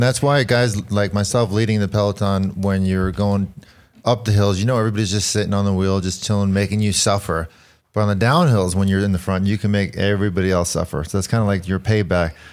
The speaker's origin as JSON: {"language": "English", "town": "New York City", "region": "New York", "country": "United States", "tie": "born or raised there", "said": "I was born in Queens"}